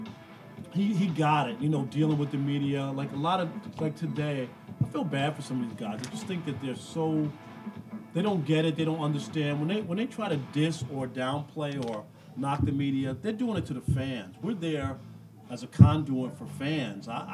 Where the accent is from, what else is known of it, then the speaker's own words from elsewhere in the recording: New York City, New York, United States; now in Detroit, United States; I grew up in Queens